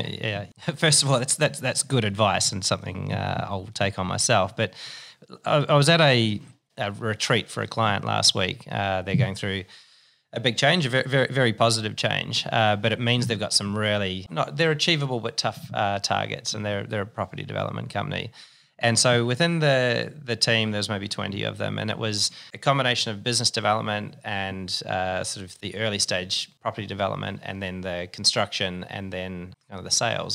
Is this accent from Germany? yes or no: no; New Zealand; moved away as an adult; also born or lived in Singapore; now in Sydney, Australia; I'm a Kiwi.